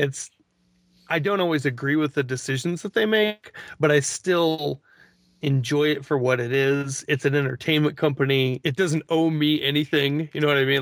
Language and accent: English; Missouri, United States; growing up in Missouri.